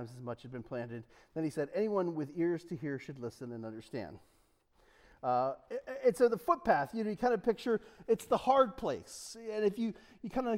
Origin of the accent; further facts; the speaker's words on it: Delaware, United States; I'm from Delaware